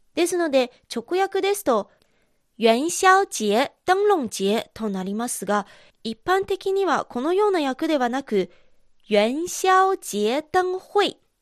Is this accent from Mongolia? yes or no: no; China; also born or lived in Japan